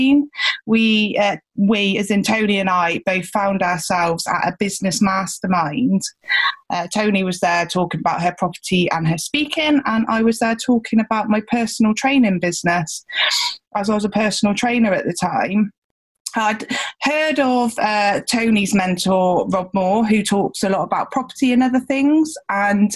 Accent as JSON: {"language": "English", "area": "Gloucestershire", "region": "South West England", "country": "United Kingdom", "said": "I'm from down in Gloucestershire. You might hear that in my accent."}